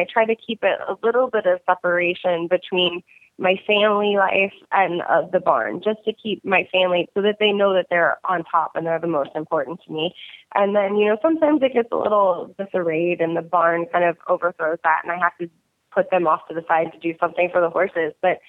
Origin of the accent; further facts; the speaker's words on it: Texas, United States; also born or lived in South Florida; And I'm from South Texas and South Florida, so I don't do cold very often.